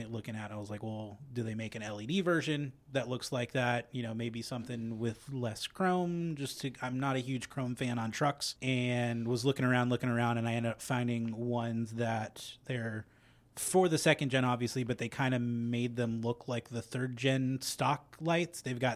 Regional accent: West Coast, United States; Obviously, like I said, I grew up on the West Coast.

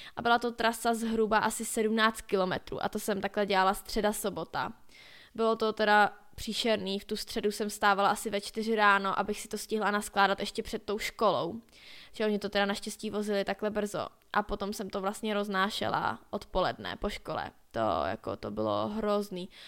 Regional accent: Skalná, Karlovy Vary Region, Czechia; u nás ve Skalní

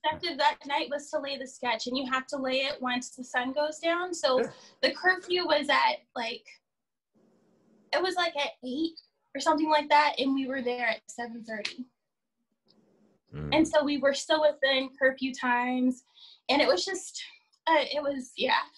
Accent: Palm Springs, California, United States; born or raised there; also born or lived in Victorville / San Bernardino / Riverside; now in Los Angeles, United States

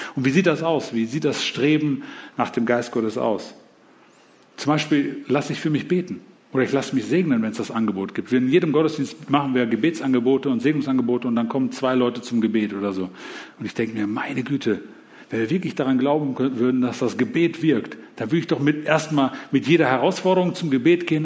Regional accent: Germany; als Deutsche

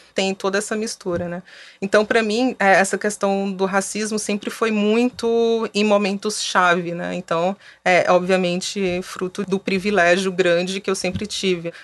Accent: Fortaleza, Ceará, Brazil; moved away as an adult; now in São Paulo, Brazil; eu sou de Fortaleza, moro em São Paulo há mais de 10 anos

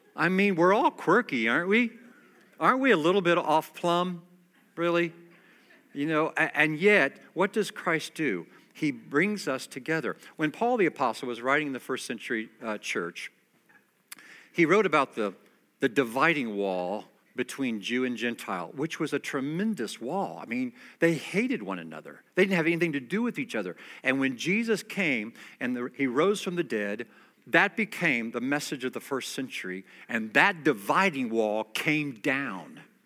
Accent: United States; I'm an American

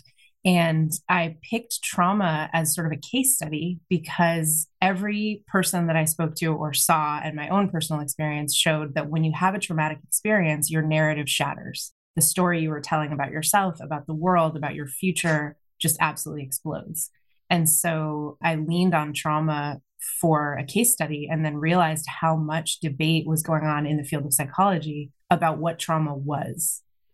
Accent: Massachusetts, United States; now in West Coast, United States; I was born in Massachusetts

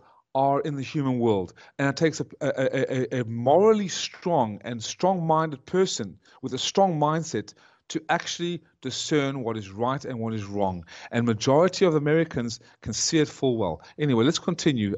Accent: South Africa; I was born in South Africa, because they had to flee Nazi Germany

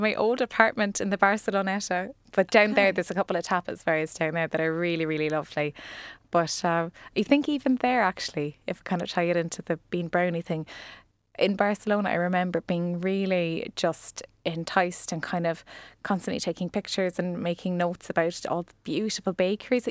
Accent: Ennis, County Clare, Ireland; now in Cork, Ireland; I was born in Cork, but I actually grew up in Clare.

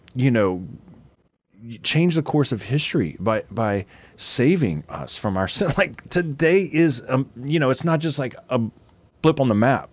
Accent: Louisiana, United States; We're from Louisiana

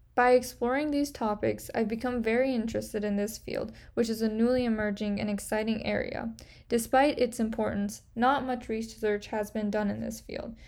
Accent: Kerman, Kerman Province, Iran; also born or lived in Portland, Oregon, United States; I was born in Portland, Oregon, but moved to Iran when I was six months old

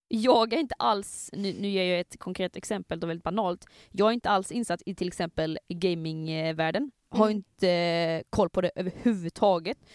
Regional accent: Skåne, Sweden; accent: Scanian; min skånska

